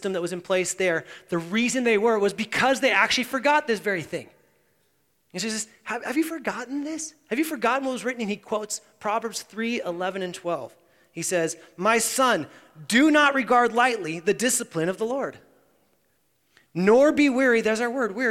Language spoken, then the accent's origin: English; United States; we as American Christians